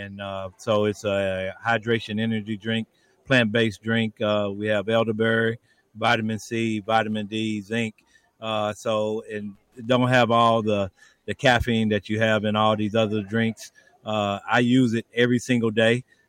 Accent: Tulsa, Oklahoma, United States; my hometown of Tulsa, Oklahoma.

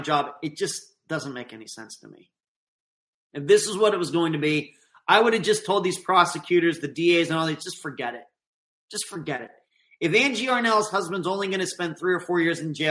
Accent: United States; here in the United States, as an American citizen

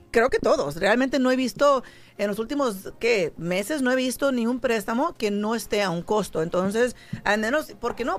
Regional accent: San Jose, California, United States; moved away as an adult; now in Las Vegas, United States; yo soy de la, de la Bay Area, San José, California, y yo me vine para acá, para Las Vegas, yo solita

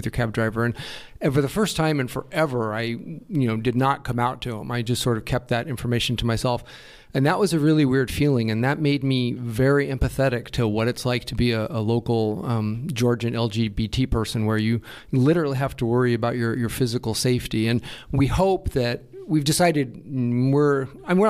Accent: United States; moved away; as an American

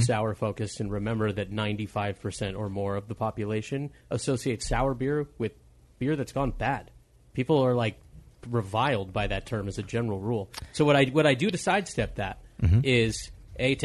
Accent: Los Angeles, California, United States; I'm from Los Angeles

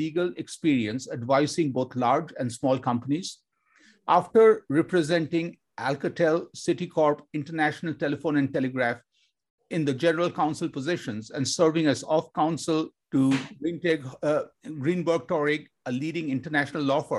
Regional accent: Kolkata, West Bengal, India; I grew up in Kolkata, India, with my grandma

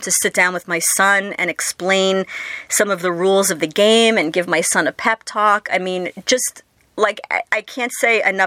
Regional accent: New York, United States; I'm a New Yorker

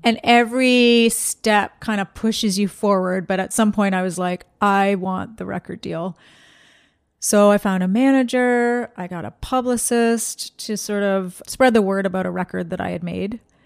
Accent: Ontario, Canada; I grew up in Canada

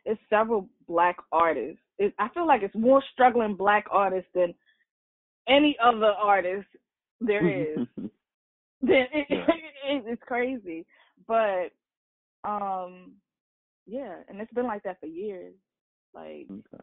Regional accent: Baltimore, Maryland, United States; also born or lived in Harlem, New York / Staten Island, New York; little girl, growing up in Harlem, move to Staten Island, then move to Baltimore, raised in Baltimore

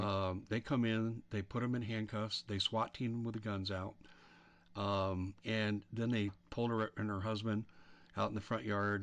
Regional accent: Colorado, United States; I'm from Colorado, so I'm familiar with the school districts.

